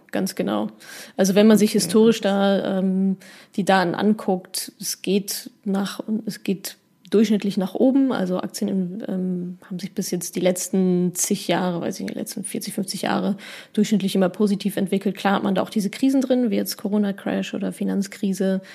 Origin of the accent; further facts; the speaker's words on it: Dortmund, North Rhine-Westphalia, Germany; ich komme ja aus Dortmund